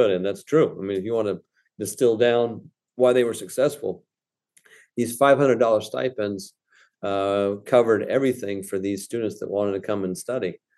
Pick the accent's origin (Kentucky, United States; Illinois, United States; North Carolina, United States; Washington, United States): Kentucky, United States; I came from Kentucky, where you had down the road from our college at, at East Kentucky Berea College, which in the 1850s was coeducational, and uh, and had African American students